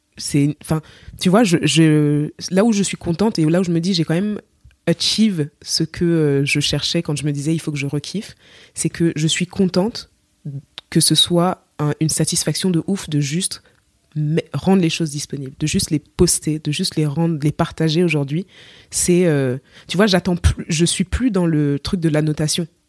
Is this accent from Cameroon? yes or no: yes; Cameroon; accent: Cameroonian; moved away as an adult; now in France; je suis camerounaise